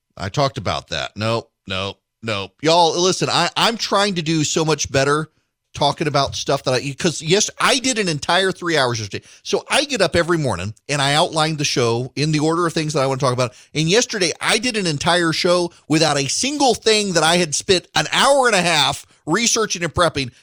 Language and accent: English; Louisiana, United States; We're both from Louisiana